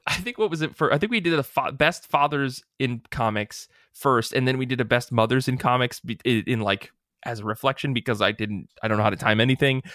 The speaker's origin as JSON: {"language": "English", "region": "Michigan", "country": "United States", "said": "we're from the Midwest"}